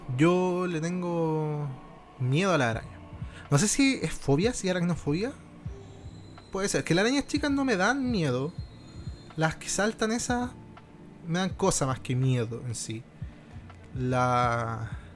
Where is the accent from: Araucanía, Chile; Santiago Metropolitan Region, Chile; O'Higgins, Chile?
O'Higgins, Chile; Rancagua; Yo soy de región, ¿cachai? Yo soy de, de Rancagua